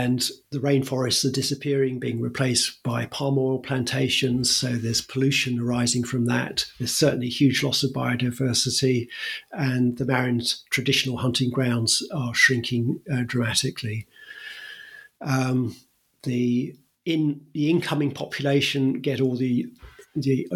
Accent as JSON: {"language": "English", "country": "United Kingdom", "tie": "born or raised there", "said": "I was brought up in Britain"}